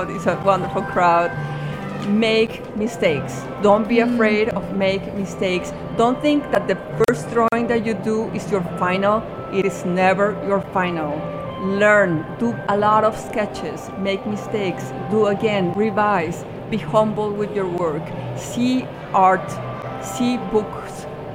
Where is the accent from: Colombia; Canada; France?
Colombia; my home country in Colombia.